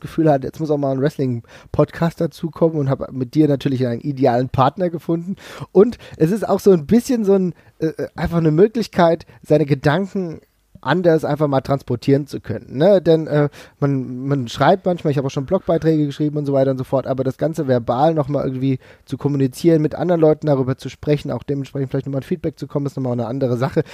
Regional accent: Frankfurt, Hesse, Germany; ich komme aus Frankfurt

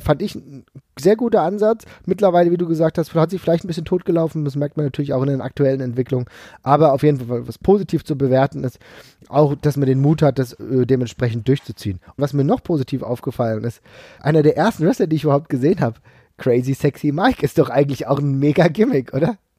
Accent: Frankfurt, Hesse, Germany; ich komme aus Frankfurt

